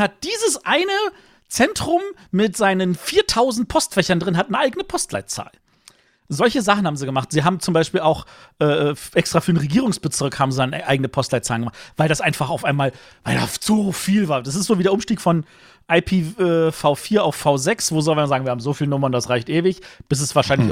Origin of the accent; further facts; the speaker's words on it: Berlin, Germany; Als Berliner